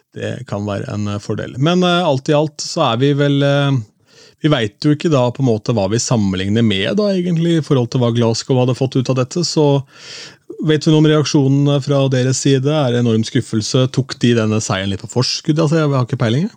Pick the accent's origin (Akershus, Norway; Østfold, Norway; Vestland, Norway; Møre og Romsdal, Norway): Østfold, Norway; Askim; min hjemby Askim